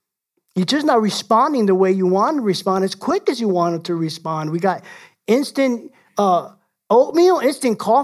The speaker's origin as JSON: {"language": "English", "town": "New York City", "region": "New York", "country": "United States", "said": "I'm from the Bronx"}